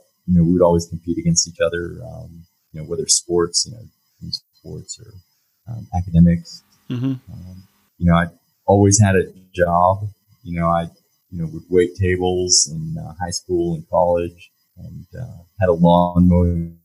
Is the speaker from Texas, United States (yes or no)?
yes; Lake Jackson, Texas, United States; also born or lived in Baton Rouge, Louisiana / Oklahoma; in fourth grade, we moved to Lake Jackson, Texas. And that's where I grew up and went to high school